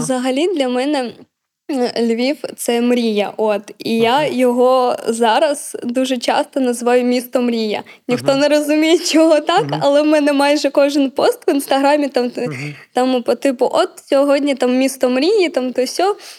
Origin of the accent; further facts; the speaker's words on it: Bakhmut, Donetsk Oblast, Ukraine; moved away as an adult; now in Lviv, Ukraine; я з Бахмута